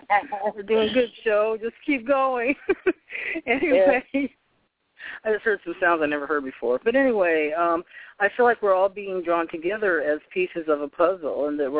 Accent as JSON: {"language": "English", "town": "Boston", "region": "Massachusetts", "country": "United States", "tie": "born there", "also_born_or_lived": "Poughkeepsie, New York", "said": "and I was born in Boston. I actually lived upstate New York in Poughkeepsie, where my mother was born"}